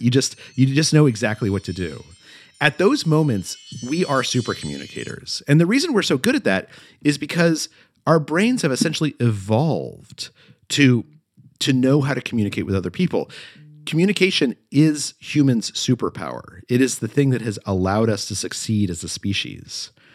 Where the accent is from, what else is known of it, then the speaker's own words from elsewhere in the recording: Albuquerque, New Mexico, United States; moved away as an adult; I grew up in Albuquerque, New Mexico, and I was thinking of going back to New Mexico